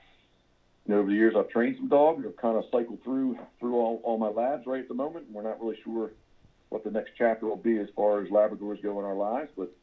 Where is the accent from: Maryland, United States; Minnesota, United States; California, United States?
Maryland, United States; Havre de Grace; I'm originally from Havre de Grace, Maryland